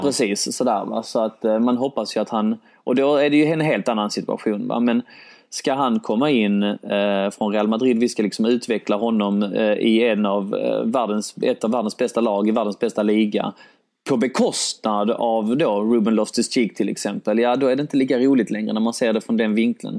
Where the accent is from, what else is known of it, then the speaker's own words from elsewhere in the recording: Sweden; min mamma är från Polen, min pappa är från Grekland, jag är född i Sverige